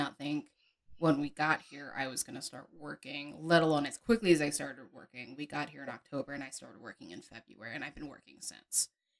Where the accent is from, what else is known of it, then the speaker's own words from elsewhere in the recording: New England, United States; moved away as an adult; also born or lived in Midwest / Germany; I'm originally from New England. I'm from a small state, small town.